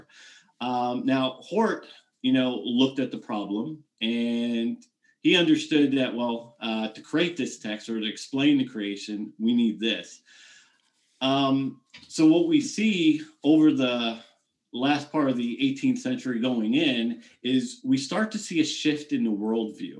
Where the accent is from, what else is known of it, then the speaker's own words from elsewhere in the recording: New York, United States; growing up in New York